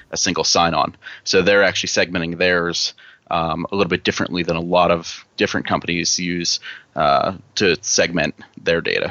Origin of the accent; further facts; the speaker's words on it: Pittsburgh, Pennsylvania, United States; I'm from Pittsburgh, Pennsylvania